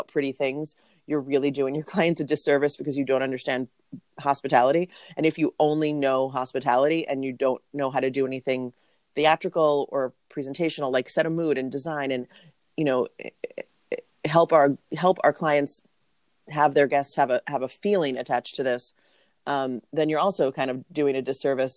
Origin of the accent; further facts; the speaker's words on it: New York City, New York, United States; moved away; I'm from New York City originally.